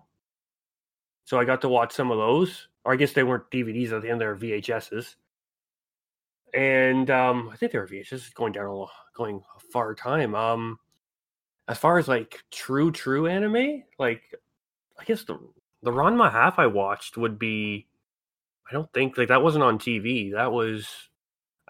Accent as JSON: {"language": "English", "country": "Canada", "said": "a pretty standard Canadian person"}